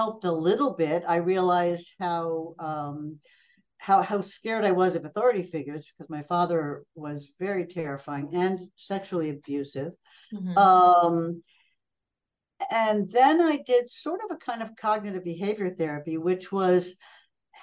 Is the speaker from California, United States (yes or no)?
no; Pelham, New York, United States; moved away as an adult; also born or lived in Brazil; I grew up outside New York City a long time ago in a small town called Pelham